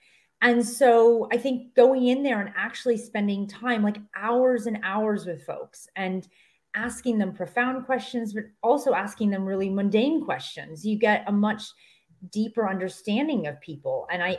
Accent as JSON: {"language": "English", "region": "rural Pennsylvania", "country": "United States", "tie": "born or raised there", "also_born_or_lived": "West Virginia / Pittsburgh, Pennsylvania", "moved": "as an adult", "lives_now": "Los Angeles, United States", "said": "And then ultimately, my mother took a job in rural Pennsylvania. And, you know, so this was my whole existence until I was 18 years old. I lived in a small town in Pennsylvania, population 4,000, 5,000. And then I, you know, hopped around the country to cities and ultimately ended up in Los Angeles."}